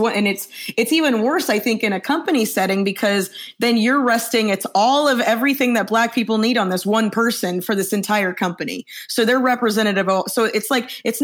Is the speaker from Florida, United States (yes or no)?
yes; Orlando, Florida, United States; moved away; also born or lived in Chicago; From Orlando